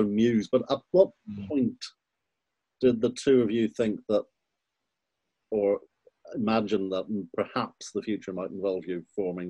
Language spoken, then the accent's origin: English; Ireland; moved away as an adult; also born or lived in Aberystwyth, Wales; I was there as sort of, you know, Irishman who's ended up there studying drama.